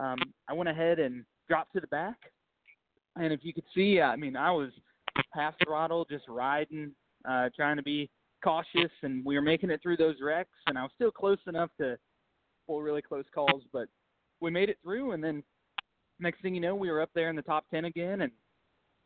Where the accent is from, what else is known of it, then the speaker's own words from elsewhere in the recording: United States; It's my hometown